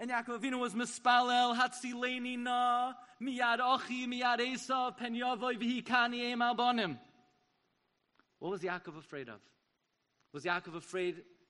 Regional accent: New York City, New York, United States; the shul that I grew up in the Aguda of Avenue L in Flatbush.

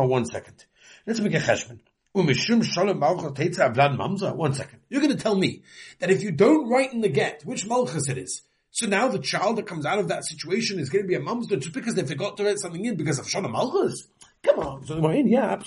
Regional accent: England, United Kingdom; moved away; I'm from England

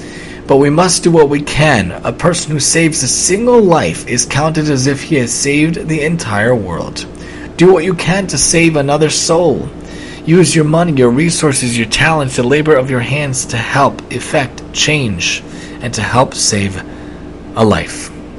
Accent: New York City, New York, United States; moved away; I'm from Staten Island originally

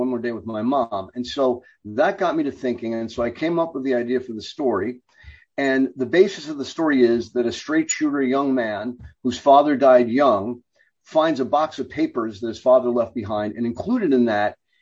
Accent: New York City, New York, United States; I grew up in the Bronx.

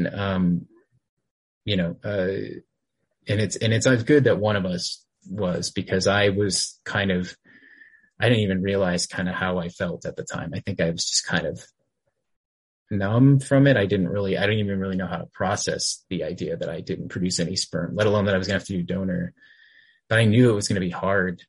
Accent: Texas, United States; I grew up in Texas, and I was raised here

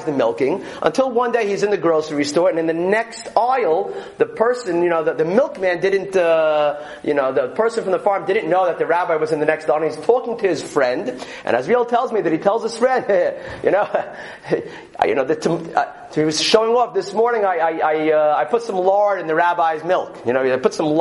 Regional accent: New York City, New York, United States; I grew up in Borough Park, I understand that our house was a farm

